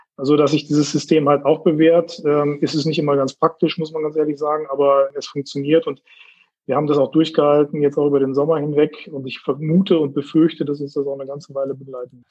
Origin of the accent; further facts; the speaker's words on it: Herford, North Rhine-Westphalia, Germany; moved away as an adult; also born or lived in Laatzen / Tübingen; now in Bielefeld, Germany; Geboren in Laatzen, Hannover und aufgewachsen in Herford